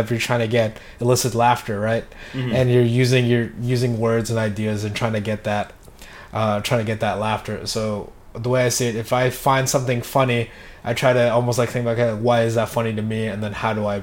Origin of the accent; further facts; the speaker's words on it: Philippines; I'm from the Philippines